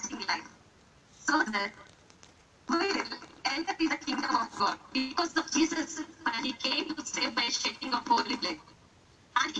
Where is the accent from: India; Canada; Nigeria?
India; first language Telugu; English is a second language; from India